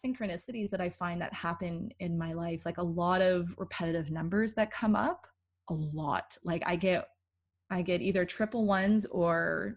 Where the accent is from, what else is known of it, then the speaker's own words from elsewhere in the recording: Toronto, Ontario, Canada; oh, Toronto